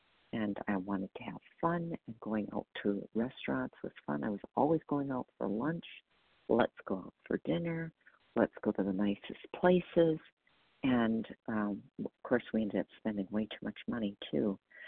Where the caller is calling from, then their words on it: Wisconsin, United States; I'm calling from Wisconsin